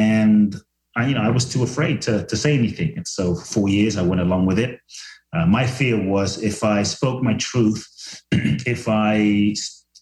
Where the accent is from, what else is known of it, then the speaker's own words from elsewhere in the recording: London, United Kingdom; also born or lived in Ghana / Mexico; now in Los Angeles, United States; I was born in Ghana, West Africa. My father's from Ghana. My mother's Japanese. I grew up in London, live in LA now and partly Mexico